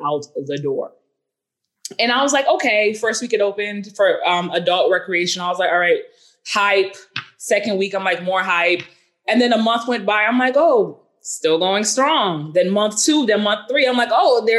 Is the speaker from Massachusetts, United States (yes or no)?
yes; Boston, Massachusetts, United States; I'm from Boston